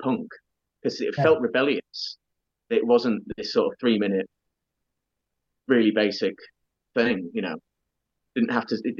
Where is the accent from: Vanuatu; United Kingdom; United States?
United Kingdom; Doncaster, Yorkshire and the Humber; I was growing up in Doncaster